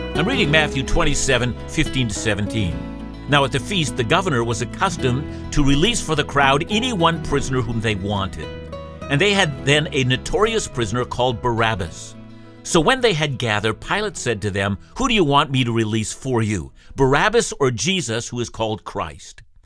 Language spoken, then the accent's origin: English; Canada; when I was a boy growing up in the Canadian school system